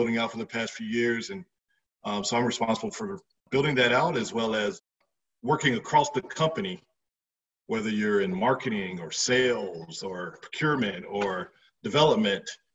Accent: Fayetteville, North Carolina, United States; I grew up in Fayetteville, North Carolina

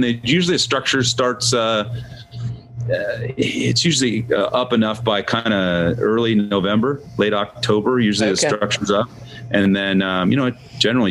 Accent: Seattle, Washington, United States; now in Scottsdale, United States; I'm from Seattle

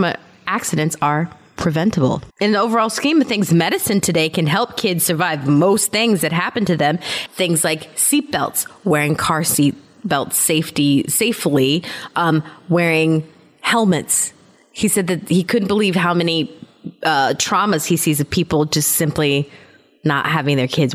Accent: Germany; I told you that I grew up in Germany, right?

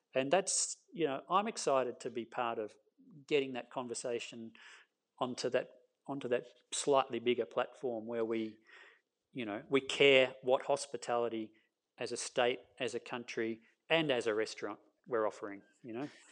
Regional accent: Castlemaine, Victoria, Australia; also born or lived in Melbourne; I grew up in Castlemaine

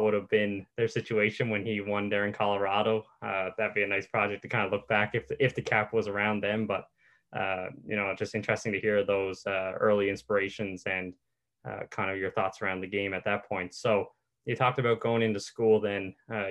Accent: Newfoundland and Labrador, Canada; accent: Newfoundland; moved away; also born or lived in Ontario; coming from Newfoundland with my accent and going into Ontario

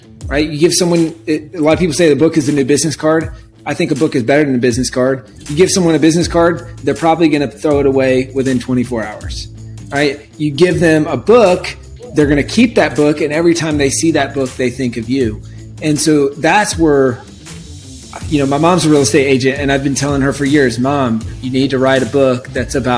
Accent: South Carolina, United States; also born or lived in California; now in Austin, United States; Originally from South Carolina

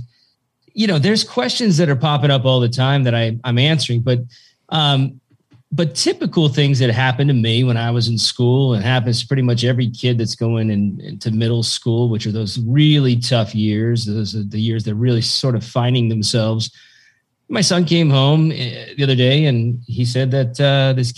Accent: Tillamook, Oregon, United States; I grew up there. I grew up in Tillamook, Oregon, a bunch of farmers and loggers.

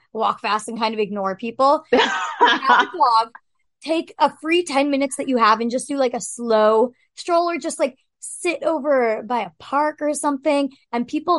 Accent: New Hampshire, United States; also born or lived in San Diego; now in New York City, United States; I'm from New Hampshire, too, so, like, we get a lot of leaf peepers in New Hampshire

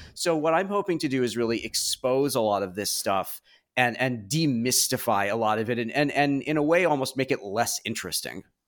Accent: Chicago suburbs, Illinois, United States; I grew up in the Chicago suburbs.

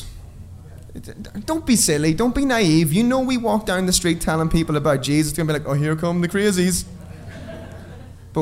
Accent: Ireland; I'm Irish. Stoicism is endemic in our culture.

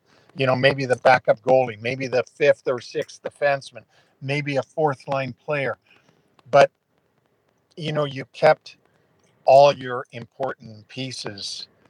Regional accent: Toronto, Ontario, Canada; That's my hometown is Toronto.

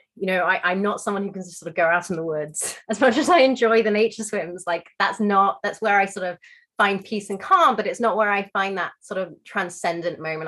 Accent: London, United Kingdom; I grew up in London

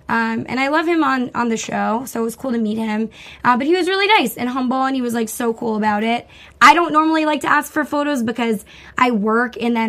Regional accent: Long Island, New York, United States; From Long Island. Yeah. Hey, my hometown.

